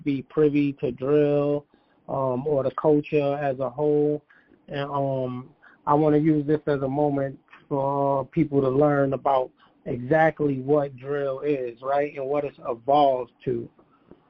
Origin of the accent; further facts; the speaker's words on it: New York City, New York, United States; my hometown of Brooklyn, New York